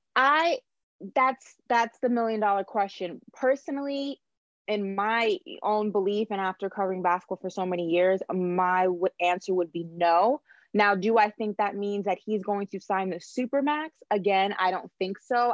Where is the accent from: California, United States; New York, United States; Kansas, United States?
New York, United States; moved away as an adult; now in Miami, United States; my connections being from New York